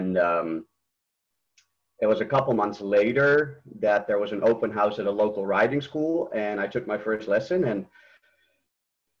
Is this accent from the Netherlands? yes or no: yes; Netherlands; moved away as an adult; now in United States; I'm from Holland originally, and I was trained there